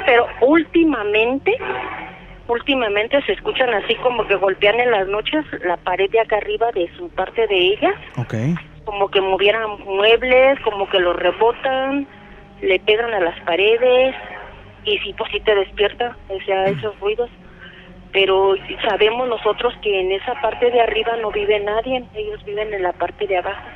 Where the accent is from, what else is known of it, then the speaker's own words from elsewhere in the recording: Salamanca, Guanajuato, Mexico; De aquí de Salamanca.